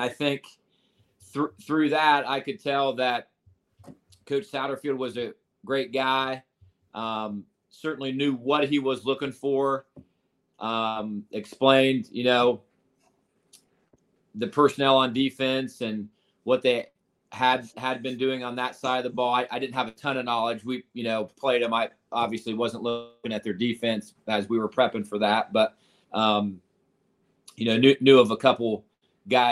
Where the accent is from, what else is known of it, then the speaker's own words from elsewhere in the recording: Ohio, United States; also born or lived in Iowa; now in Cincinnati, United States; I'm from Ohio originally.